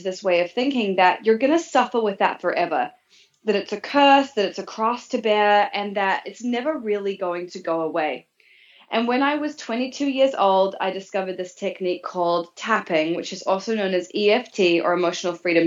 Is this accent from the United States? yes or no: no; New Zealand; moved away as an adult; So I was growing up in New Zealand as a teenager and into my early 20s, actually.